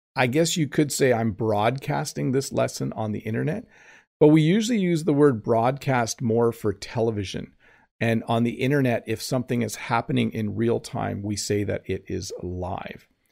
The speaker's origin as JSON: {"language": "English", "country": "Canada", "said": "I'm Canadian"}